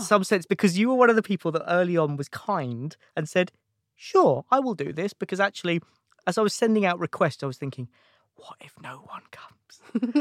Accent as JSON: {"language": "English", "town": "Watford", "region": "East of England", "country": "United Kingdom", "tie": "born or raised there", "also_born_or_lived": "London / America", "moved": "as an adult", "said": "I grew up in, in, in Watford, so just outside London"}